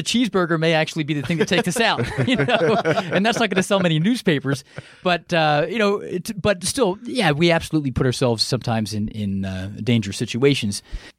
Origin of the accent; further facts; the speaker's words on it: Eastern US, United States; I mean, because I'm from the East, and the biggest wildfire I have ever been part of was a few hundred acres at Rothrock State Forest in central Pennsylvania